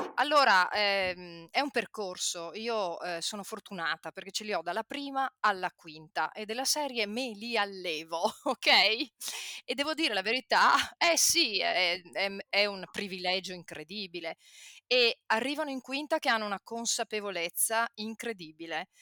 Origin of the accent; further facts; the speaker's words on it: Padua, Veneto, Italy; Io vengo da Padova, centro. Quando io facevo il liceo, ok, eh, eravamo, io credo, un 5% di tutti i padovani che facevano il liceo